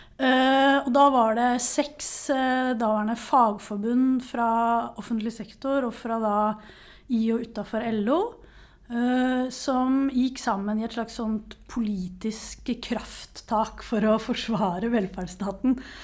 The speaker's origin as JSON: {"language": "Norwegian", "town": "Nesodden", "region": "Akershus", "country": "Norway", "moved": "yes", "lives_now": "Oslo, Norway", "said": "er jeg utdanna historiker fra Nesodden"}